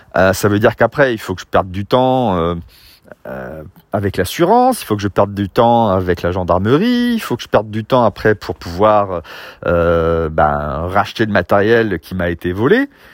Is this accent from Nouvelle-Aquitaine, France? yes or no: no; Fos-sur-Mer, Provence-Alpes-Côte d'Azur, France; j'ai grandi à Fos-sur-Mer dans une cité industrielle